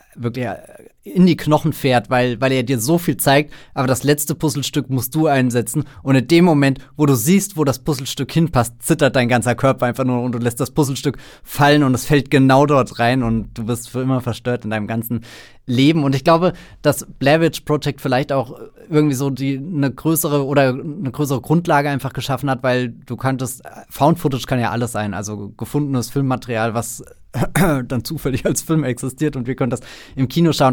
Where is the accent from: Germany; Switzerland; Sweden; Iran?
Germany